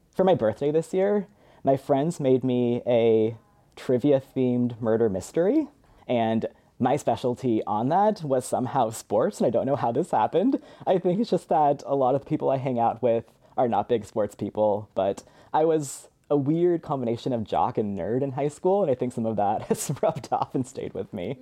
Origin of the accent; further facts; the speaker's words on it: Spokane, Washington, United States; moved away; I was born and raised in Spokane, Washington